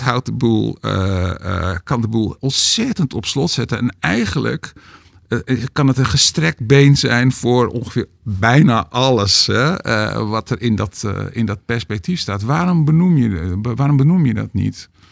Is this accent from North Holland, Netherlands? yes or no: yes; Hoofddorp, North Holland, Netherlands; waar ik ben opgegroeid